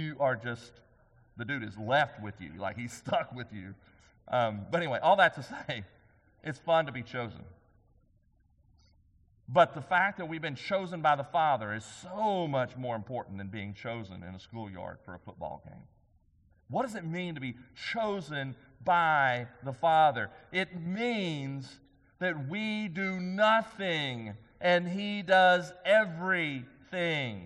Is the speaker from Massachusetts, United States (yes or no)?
no; White House, Texas, United States; also born or lived in Commerce, Texas; growing up in Commerce and then over in White House.